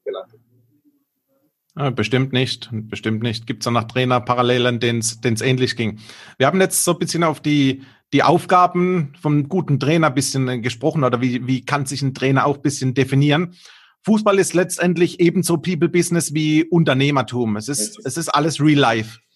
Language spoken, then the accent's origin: German; Karlsruhe, Mannheim, Heidelberg region, Baden-Württemberg, Germany; accent: Baden; ich komme aus der Region Karlsruhe, Mannheim, Heidelberg